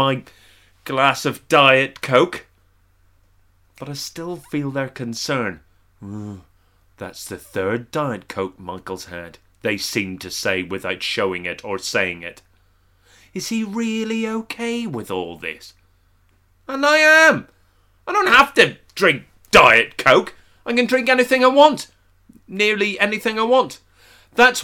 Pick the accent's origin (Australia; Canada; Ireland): Ireland; I'm not typical of being Irish in any way.